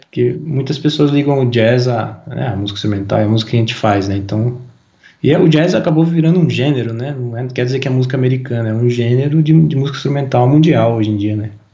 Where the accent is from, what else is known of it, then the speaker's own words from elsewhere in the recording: Brazil; a gente é brasileiro